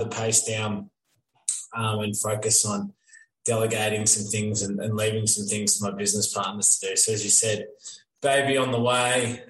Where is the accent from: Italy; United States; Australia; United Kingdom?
Australia; Melbourne, Victoria; now in Creswick, Australia; growing up in Box Hill, we used to have Wattle Park Squash Club